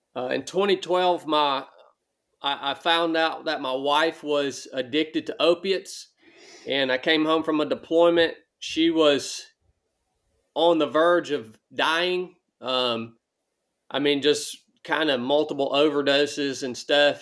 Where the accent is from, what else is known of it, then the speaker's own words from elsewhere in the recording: Northwest Georgia, United States; moved away as an adult; as a young man, I grew up in Northwest Georgia